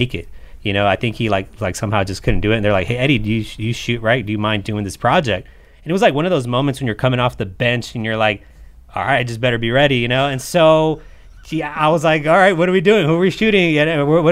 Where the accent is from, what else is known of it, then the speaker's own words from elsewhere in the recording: Los Angeles, California, United States; Los Angeles